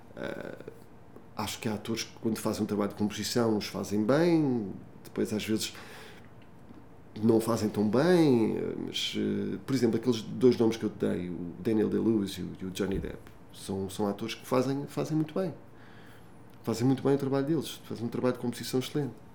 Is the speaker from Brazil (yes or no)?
no; Portugal; como português